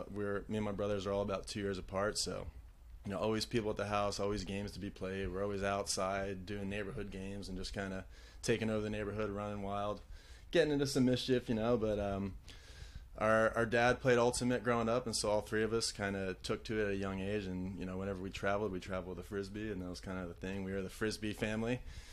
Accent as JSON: {"language": "English", "town": "Yardley", "region": "Pennsylvania", "country": "United States", "tie": "born or raised there", "also_born_or_lived": "Hamilton, New Jersey / Trenton, New Jersey", "moved": "yes", "lives_now": "Raleigh, United States", "said": "My family moved across the river to Pennsylvania to a little town called Yardley, PA, and spent the rest of my kind of childhood and growing up years there."}